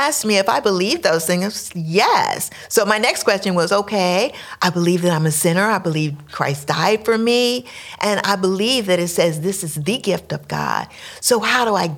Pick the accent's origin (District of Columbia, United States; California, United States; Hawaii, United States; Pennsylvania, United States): District of Columbia, United States; Washington; moved away; also born or lived in Maryland; I was born and raised in Washington, D.C. We moved here 4.5 years ago from Maryland